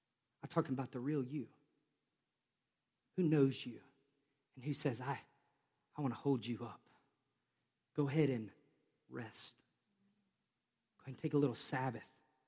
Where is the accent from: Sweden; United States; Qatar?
United States; the South; I grew up watching Christians, just be honest, I grew up in the Bible Belt.